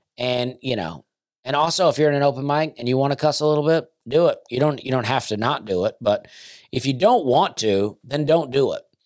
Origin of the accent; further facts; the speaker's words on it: the South, United States; as a Southerner myself